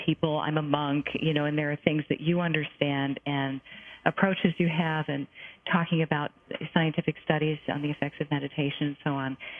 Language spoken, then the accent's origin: English; United States; I'm an American Jewish person